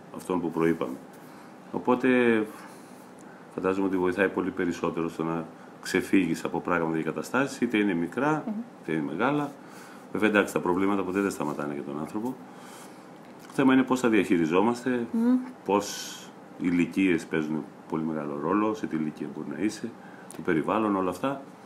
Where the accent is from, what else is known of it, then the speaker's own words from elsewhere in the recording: Kavala, Eastern Macedonia and Thrace, Greece; βρέθηκα στην πόλη μου ξανά στην Καβάλα